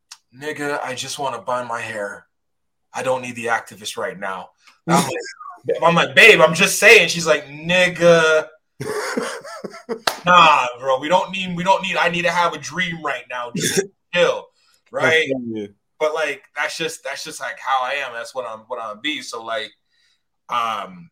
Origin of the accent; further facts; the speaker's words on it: Toronto, Ontario, Canada; I'm from Scarborough